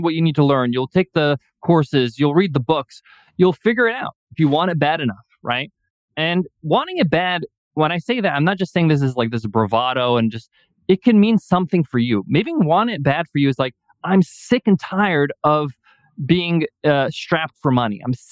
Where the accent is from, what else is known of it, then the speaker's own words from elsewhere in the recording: Long Island, New York, United States; I was born and raised in Long Island. My parents are Egyptian background.